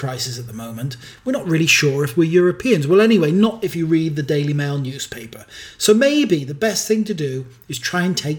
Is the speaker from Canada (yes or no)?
no; United Kingdom; as a Brit